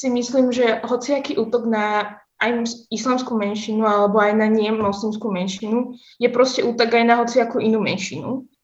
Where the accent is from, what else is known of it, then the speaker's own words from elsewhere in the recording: Slovakia; also born or lived in Yemen; som oslinka, že pochádzam z Jemenu aj zo Slovenska